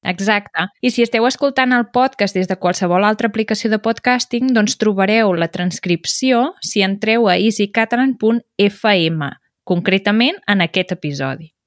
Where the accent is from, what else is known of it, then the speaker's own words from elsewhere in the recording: Berguedà, Catalonia, Spain; jo sóc del Berguedà